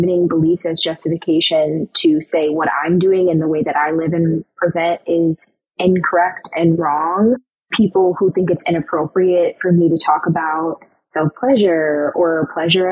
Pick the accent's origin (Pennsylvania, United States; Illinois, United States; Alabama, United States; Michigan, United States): Michigan, United States; moved away as an adult; now in Brooklyn, United States; I am born and raised in Michigan, but I currently live in Brooklyn, New York.